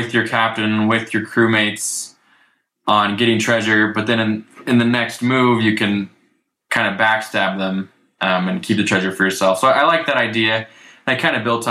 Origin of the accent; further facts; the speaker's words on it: Dayton, Ohio, United States; I grew up in Ohio